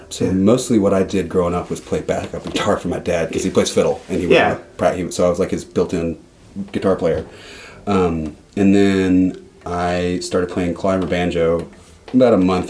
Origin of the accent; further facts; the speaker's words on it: Atlanta, Georgia, United States; I'm from Atlanta.